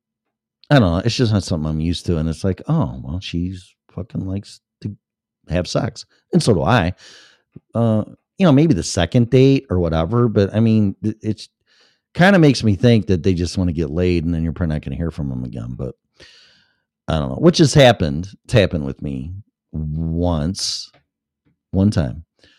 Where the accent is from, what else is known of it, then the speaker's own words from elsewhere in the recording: Chicago, Illinois, United States; I was born and raised in Chicago